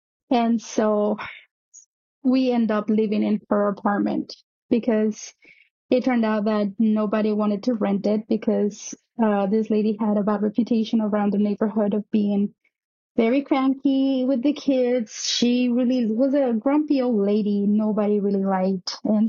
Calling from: New York, United States; also born or lived in Mexico City, Mexico; I'm calling from New York. This story happened back when I was living in Mexico City.

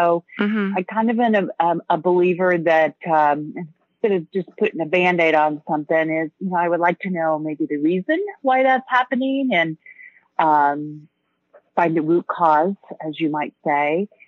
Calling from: Blue Ridge Mountains, North Carolina, United States; I'm calling from the Blue Ridge Mountains in North Carolina.

